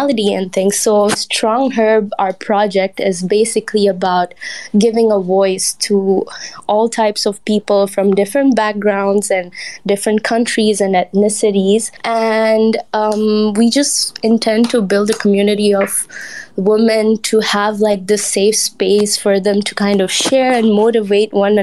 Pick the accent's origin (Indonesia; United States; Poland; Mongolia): Indonesia; now in Malaysia; I'm from Indonesia, but I'm currently residing in Malaysia.